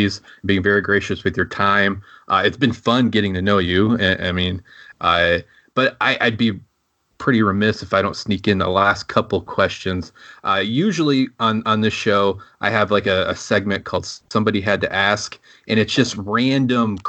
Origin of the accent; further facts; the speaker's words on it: Michigan, United States; moved away; I grew up in Michigan and living, of course, here now.